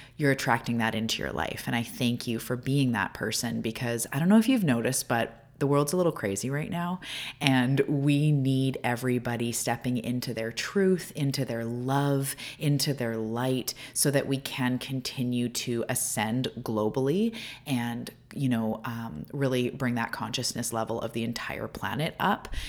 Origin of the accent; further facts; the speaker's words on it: Canada; also born or lived in Vancouver Island; I'm a Canadian